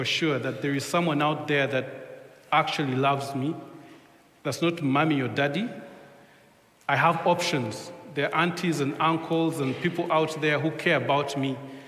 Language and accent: English; Uganda; first language Luganda; English is a second language; now in England; We come from Uganda